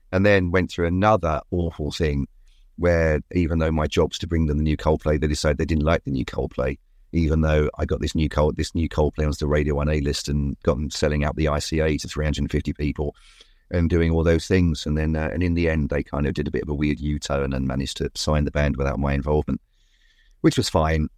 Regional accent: London, United Kingdom; I was from Walthamstow

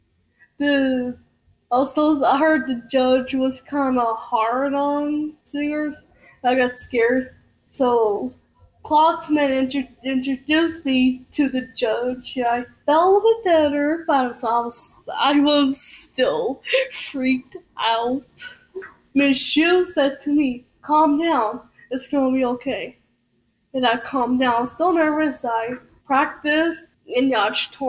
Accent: Plainview, Texas, United States; now in Lubbock, United States; I was born and raised in Plainview, Texas

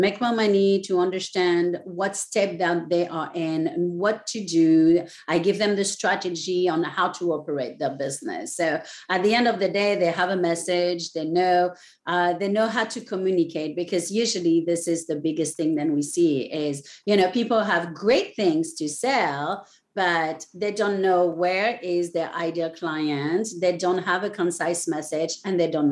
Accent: France; also born or lived in Raleigh, North Carolina; now in Ocean Isle Beach, United States; I was born in France, and by the water

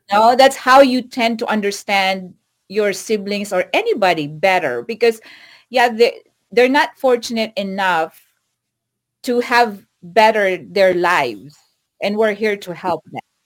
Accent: Philippines; moved away as an adult; now in United States; I went home to the Philippines last Christmas

